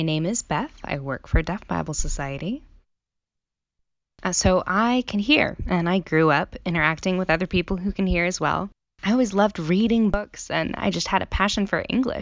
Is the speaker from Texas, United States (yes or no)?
yes; Texas, United States; So I grew up in Texas, and I learned American Sign Language there